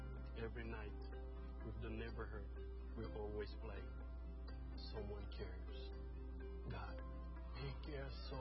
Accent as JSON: {"language": "English", "country": "Senegal", "tie": "born or raised there", "said": "I'm from Senegal. 95% of people where I grew up are not Christian."}